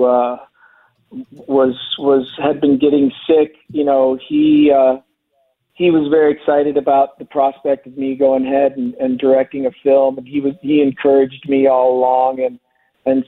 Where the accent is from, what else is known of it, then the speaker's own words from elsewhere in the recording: North Canton, Ohio, United States; now in Los Angeles, United States; I'm from North Canton, Ohio